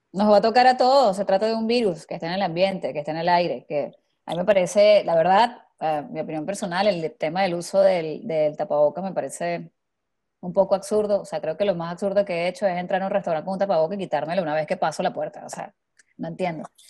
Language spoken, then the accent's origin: Spanish; Maracay, Aragua, Venezuela; moved away; venimos de la misma ciudad